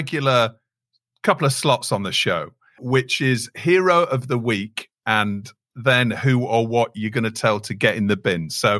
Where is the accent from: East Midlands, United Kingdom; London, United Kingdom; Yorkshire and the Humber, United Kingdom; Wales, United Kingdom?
Yorkshire and the Humber, United Kingdom; As a Yorkshireman